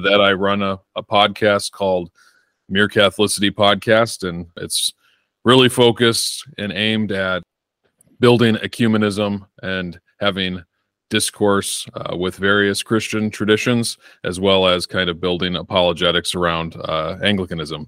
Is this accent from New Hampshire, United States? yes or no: no; Northern Illinois, United States; moved away as an adult; now in Arizona, United States; I was born and raised in Northern Illinois and lived there for about 24 years of my life. Moved to Arizona about a year ago